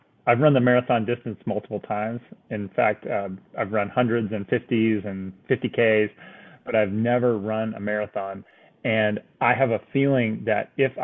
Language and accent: English; East Cobb, Georgia, United States; I grew up in East Cobb. So I was a Pope High School graduate